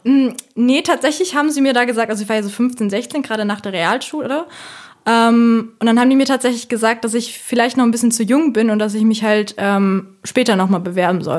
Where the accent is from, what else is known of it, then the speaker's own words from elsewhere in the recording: Bonn, North Rhine-Westphalia, Germany; ich komme ja aus Bonn